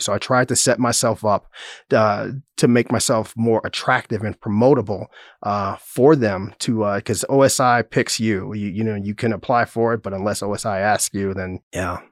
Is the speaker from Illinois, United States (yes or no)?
yes; Chicago, Illinois, United States; moved away as an adult; now in Manhattan, United States; I grew up on the south side of Chicago.